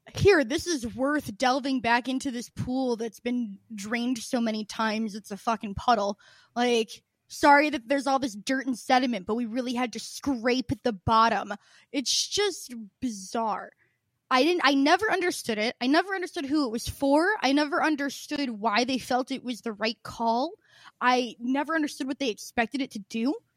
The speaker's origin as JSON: {"language": "English", "region": "Southern Illinois", "country": "United States", "said": "I'm from, my family's from Southern Illinois"}